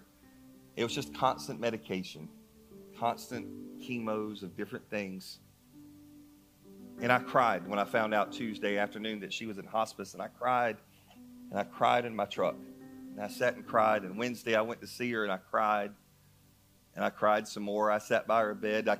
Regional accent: North Carolina, United States; moved away as an adult; I'm from North Carolina.

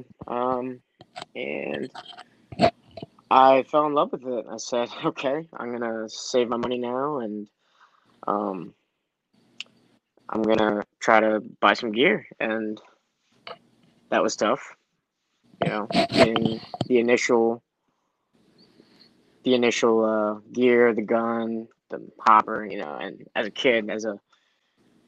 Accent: Baltimore County, Maryland, United States; I'm from Baltimore. My parents are from Korea. I'm not from Baltimore City. I'm actually like 20 minutes east of Baltimore, so I live in the county

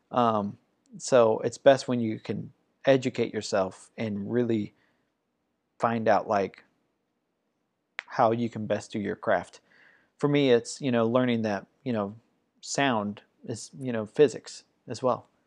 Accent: Ohio, United States; moved away; also born or lived in Georgia; I grew up in Ohio

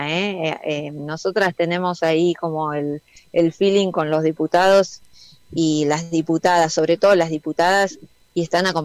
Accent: Argentina; es poner en valor aquello que nosotros como argentinos y argentinas aprendimos a hacer

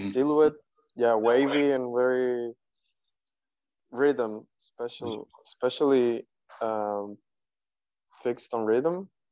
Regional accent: Havana, Cuba; also born or lived in Pinar del Río; here is where I grew up.

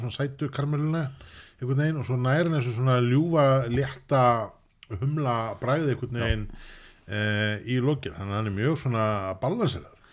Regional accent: Reykjavík, Capital Region, Iceland; ég er í Vesturbæingur

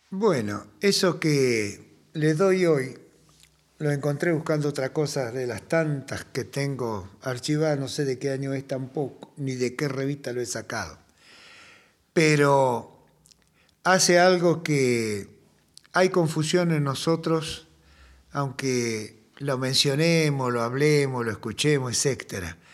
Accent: Argentina; como el castellano nuestro, hemos ido argentinizándolo

